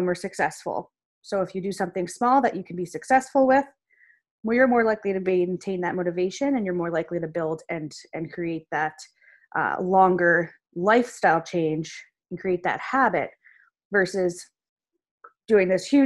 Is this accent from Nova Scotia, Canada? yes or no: yes; Nova Scotia, Canada; I'm a dietitian from Nova Scotia